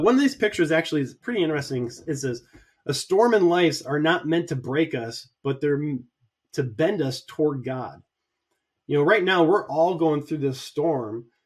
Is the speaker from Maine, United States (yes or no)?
no; Columbus, Ohio, United States; my hometown, Columbus, Ohio